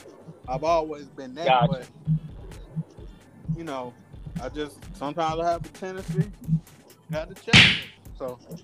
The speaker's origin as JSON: {"language": "English", "town": "Memphis", "region": "Tennessee", "country": "United States", "said": "I'm from Memphis"}